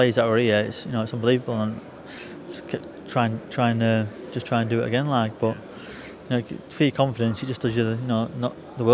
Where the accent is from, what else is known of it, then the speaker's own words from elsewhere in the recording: Blackpool, North West England, United Kingdom; it's Blackpool and, you know, my hometown near enough